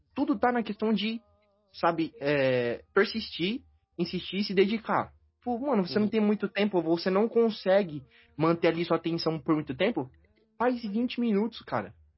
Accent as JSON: {"language": "Portuguese", "area": "ABC Paulista", "region": "São Paulo", "country": "Brazil", "said": "Eu sou aqui do ABC Paulista"}